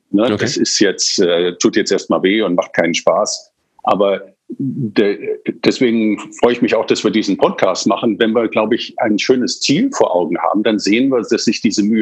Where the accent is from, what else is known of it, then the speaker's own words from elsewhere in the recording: England, United Kingdom; Also ich bin in England aufgewachsen